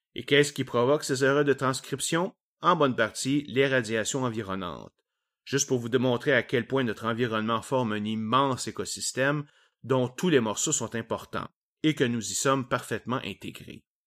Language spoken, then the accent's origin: French; Quebec, Canada; accent: Québécois; mon accent québécois et mes anglicismes nombreux